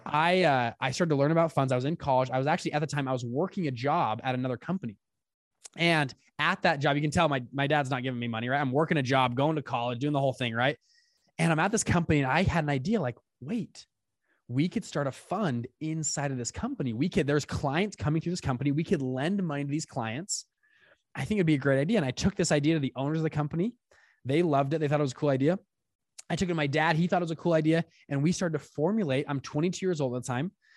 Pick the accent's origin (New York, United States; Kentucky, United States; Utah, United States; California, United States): Utah, United States; South Salt Lake; I grew up in Utah, South Salt Lake